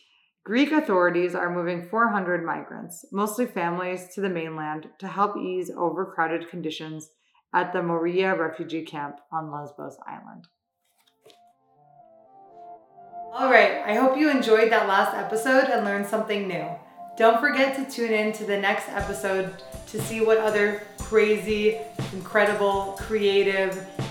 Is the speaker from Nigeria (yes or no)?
no; Albania; now in Greece; my family and I came from Albania to Greece in 1998. Coming here, I faced both dark side of the immigration situation